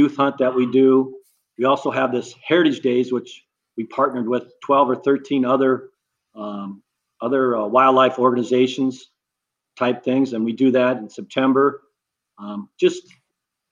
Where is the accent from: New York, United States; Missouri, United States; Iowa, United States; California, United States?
Iowa, United States; Dubuque; I was born and raised in Dubuque. Going to live here my whole life